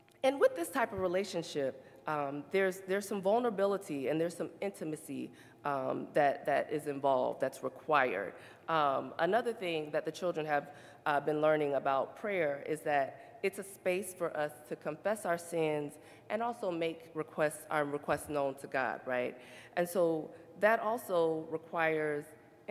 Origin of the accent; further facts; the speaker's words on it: the South, United States; we're from the South